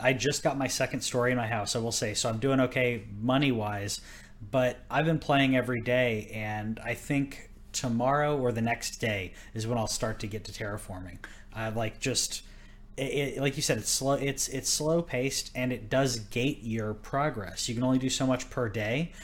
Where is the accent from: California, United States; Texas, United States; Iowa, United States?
Texas, United States; moved away; I'm from Texas